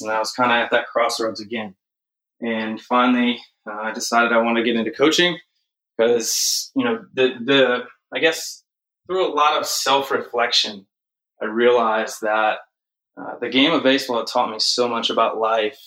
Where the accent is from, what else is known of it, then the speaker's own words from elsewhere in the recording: Chicago, Illinois, United States; moved away as an adult; also born or lived in Texas / North Carolina; I grew up in the Chicagoland area